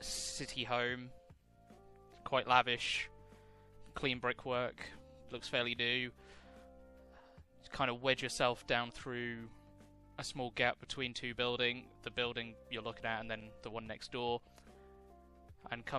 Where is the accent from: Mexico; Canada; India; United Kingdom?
United Kingdom; we're all British here